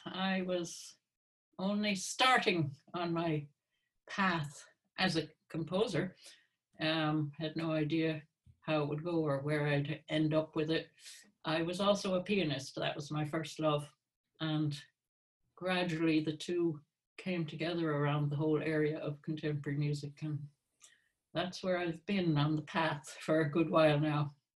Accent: Hartford, Connecticut, United States; moved away as an adult; now in Ireland; I'm from Hartford, Connecticut.

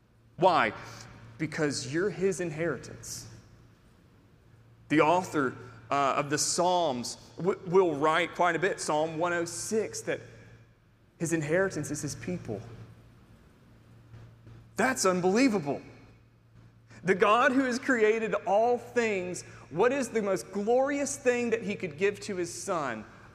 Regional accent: Tennessee, United States; Tennesseans are in love deeply with Dolly Parton. She is the matron saint of the state of Tennessee. We are all from Dolly.

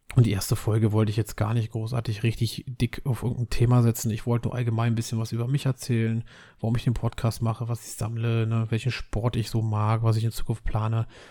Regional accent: Berlin, Germany; Ich bin Berliner

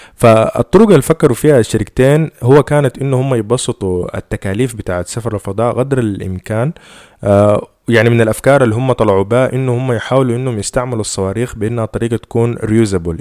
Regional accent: Sudan; إحنا في السودان

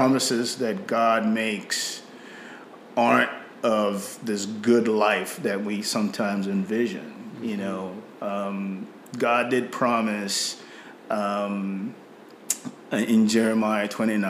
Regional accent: Nigeria; accent: British Nigerian; moved away as an adult; now in United States; I grew up in Nigeria. I came back to the U.S. after my 18th birthday.

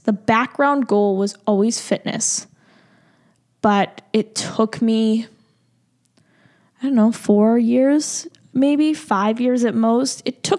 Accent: Boston, Massachusetts, United States; And I'm born and raised in Massachusetts. Boston area.

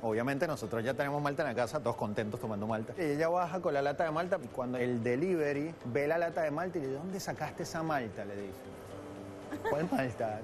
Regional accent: Venezuela; moved away as an adult; now in Buenos Aires, Argentina; nuestra ciudad capital

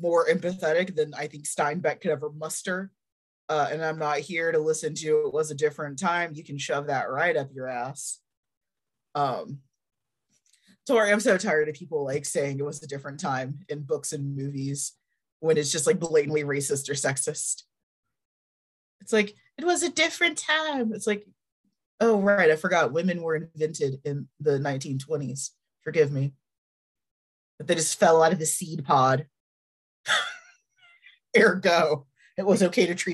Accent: Dallas, Texas, United States; I grew up in Dallas, Fort Worth

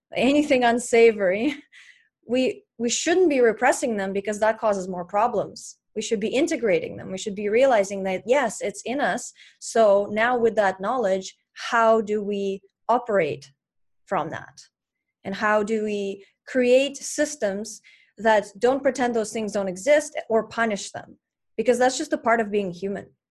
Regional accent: Russia; moved away; I grew up in Russia and we didn't have internet in my town

